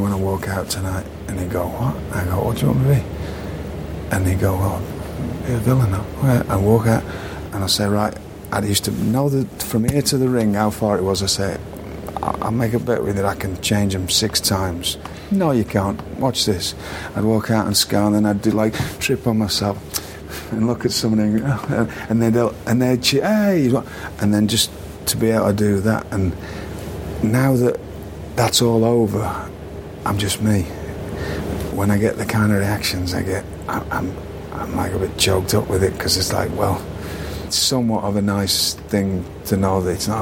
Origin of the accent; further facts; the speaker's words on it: United Kingdom; moved away; I didn't take myself seriously, which is a quality of being British